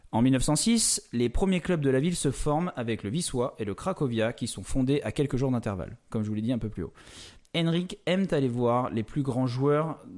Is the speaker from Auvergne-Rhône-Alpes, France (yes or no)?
no; Oléron, Nouvelle-Aquitaine, France; Moi, je viens de l'île de Léron, On a quand même le nord et le sud pour une île qui fait une trentaine de kilomètres de, long, même pas quoi.